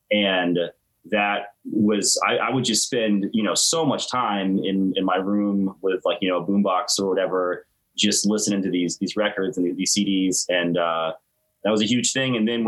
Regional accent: Tallahassee, Florida, United States; Yeah, Tallahassee my whole life. Yep.

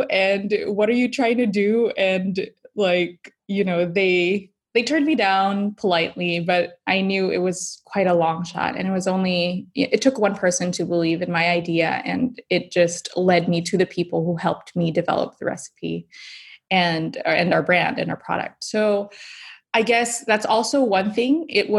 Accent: Philippines; My husband's Belgian, I'm Filipina. We're bringing together, you know, all things about chocolate from the Philippines and Belgium.

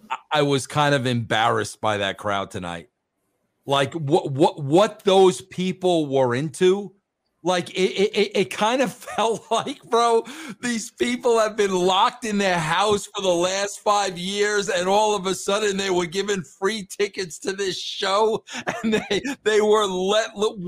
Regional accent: New York, United States; moved away as an adult; also born or lived in Atlanta; now in Colorado, United States; I was born and raised in New York, of course. Yes, spent some time in Atlanta. But I've been out here in Colorado for about the last dozen years.

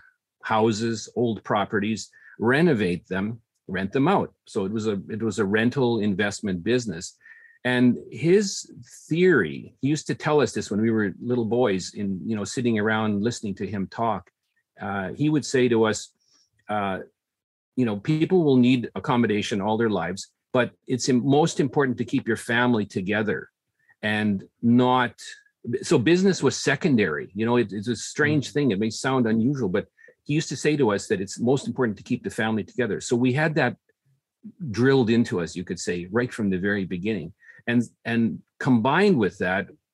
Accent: Regina, Saskatchewan, Canada; there were six families all growing up in Regina, Saskatchewan

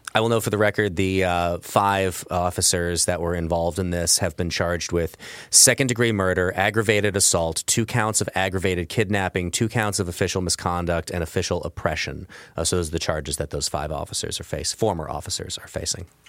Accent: Belleville, Illinois, United States; I grew up in Belleville, Illinois, which is right across the river from Saint Louis, Missouri

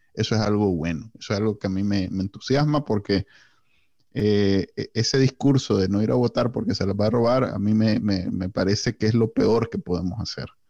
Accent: Nicaragua; somos NICA

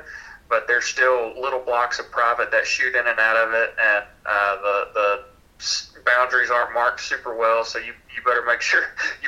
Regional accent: Louisiana, United States; If anybody finds out, like, I'm from Louisiana, it's, oh, swamp people.

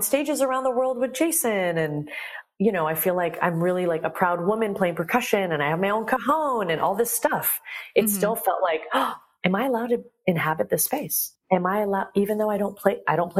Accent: United States; I love my Iranian culture and I was born in America.

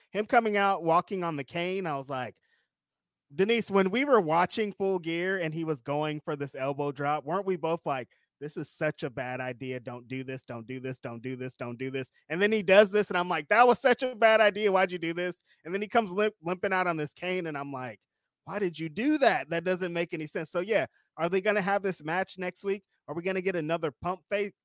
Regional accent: California, United States; We're from California

